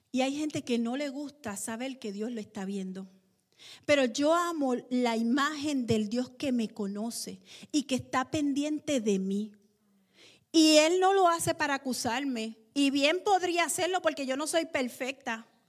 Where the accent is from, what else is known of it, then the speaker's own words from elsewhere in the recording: Puerto Rico; nosotros los puertorriqueños